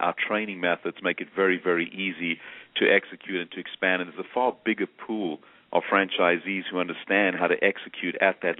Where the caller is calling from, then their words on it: Atlanta, Georgia, United States; I'm calling from Atlanta, Georgia.